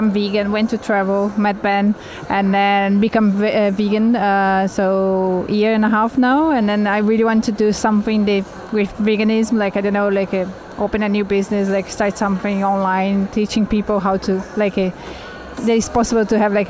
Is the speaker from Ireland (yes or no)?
no; Brazil; moved away as an adult; I'm from Brazil and I'm pastry chef. I had my restaurant for the past like 3 years in Brazil